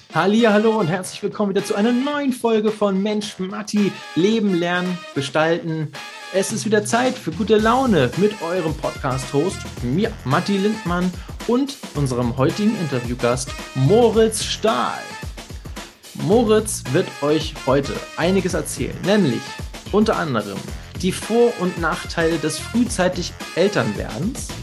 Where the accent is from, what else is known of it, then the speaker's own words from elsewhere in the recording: Hamburg, Germany; ich als gebürtiger Hamburger